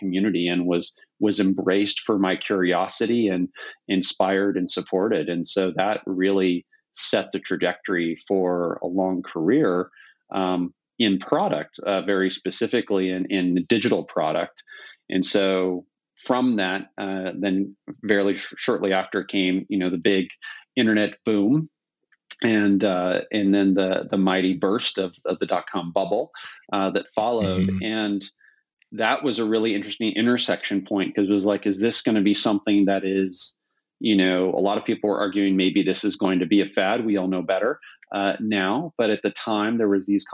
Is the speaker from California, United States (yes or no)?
yes; Silicon Valley, California, United States; growing up in Silicon Valley